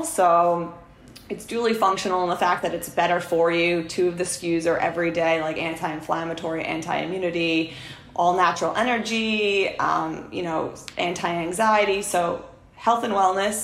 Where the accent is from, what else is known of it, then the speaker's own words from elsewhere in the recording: New York City, New York, United States; my hometown, which is Rockaway Beach, Queens